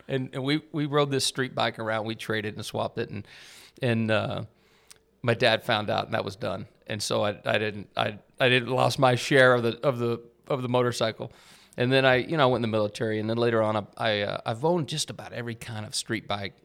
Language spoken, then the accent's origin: English; Amarillo, Texas, United States; moved away as an adult; I grew up in Amarillo, Texas, up in the Texas Panhandle